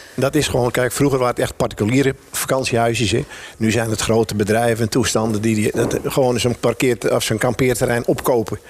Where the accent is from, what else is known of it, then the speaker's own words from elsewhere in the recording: Oudeschild, North Holland, Netherlands; also born or lived in De Koog, Texel; Ik ben in Oude Scheel geboren, het havenplaatsje